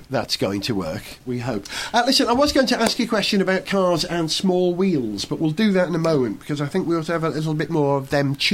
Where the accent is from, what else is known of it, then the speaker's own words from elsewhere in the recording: Wales, United Kingdom; I'm a Welshman.